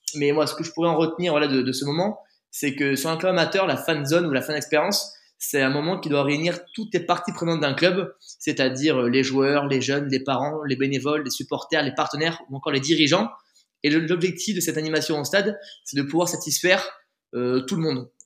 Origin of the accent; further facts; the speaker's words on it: Bergerac, Nouvelle-Aquitaine, France; also born or lived in Périgueux / Bordeaux; Je suis né à Bergerac, j'ai grandi à Bergerac